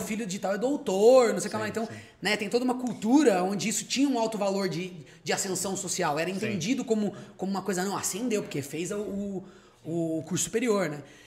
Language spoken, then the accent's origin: Portuguese; Socorro, São Paulo, Brazil; eu sou de uma cidade hoteleira, né, uma cidade turística, e aí a gente pegou um terreno que a gente tinha lá de três mil metros, começou a transformar numa pousada, que virou um hotel